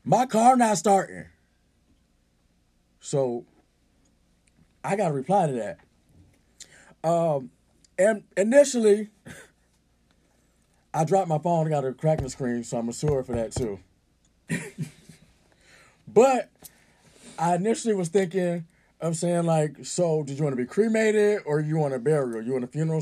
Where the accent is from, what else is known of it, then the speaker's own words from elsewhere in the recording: Atlanta, Georgia, United States; Y'all know I'm from Atlanta, so I might be a little hood